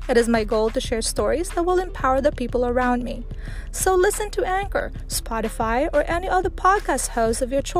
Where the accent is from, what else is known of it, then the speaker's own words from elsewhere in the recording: Philippines; now in Guam; a wife and a mother of four. I was born in the Philippines and now live on the beautiful island of Guam.